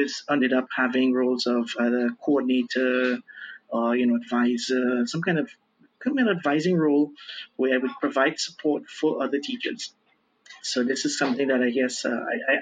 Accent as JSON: {"language": "English", "country": "Trinidad & Tobago", "moved": "as an adult", "lives_now": "Brazil", "said": "I'm originally from Trinidad and Tobago, right? Twin Island Republic in the Caribbean. And I moved down to Brazil to do some studies here"}